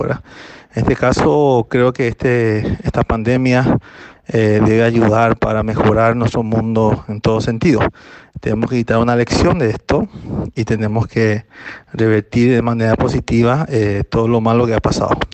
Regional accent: Carapeguá, Paraguarí, Paraguay; en mi pueblo, en mi ciudad, eh, que se llama Carapegua, que da 83 kilómetros de Asunción

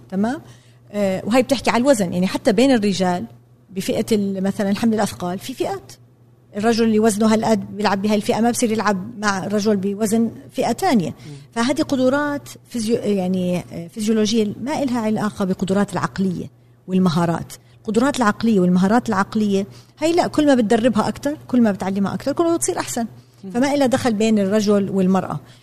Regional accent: Jordan; انا تربيت في الاردن بالسبعينات والثمانينات

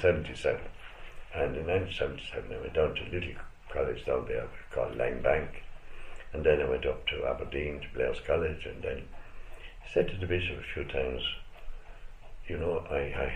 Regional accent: Limerick, Munster, Ireland; moved away as an adult; also born or lived in Peru; now in Scotland; I grew up in Ireland, born in 1945

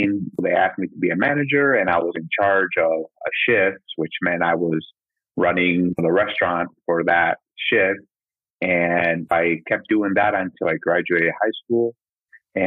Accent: Midwest, United States; also born or lived in Mexico / Nebraska / Iowa; now in Sioux City, United States; when we came over, we're in Nebraska, and I basically grew up in Nebraska for like 5 years

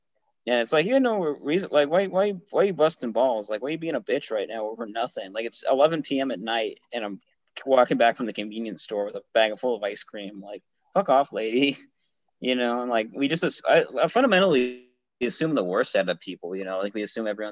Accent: United States; speaking as an American

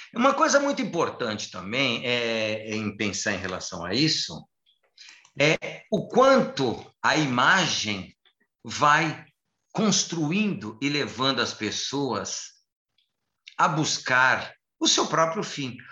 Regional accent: São Paulo, Brazil; eu sou paulistano, eu sou paulista.

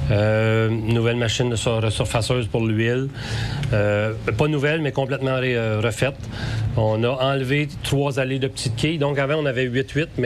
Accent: Saint-Raymond, Quebec, Canada; continuer ce que ce, joyau-là d'activité familiale était chez nous à Saint-Raymond

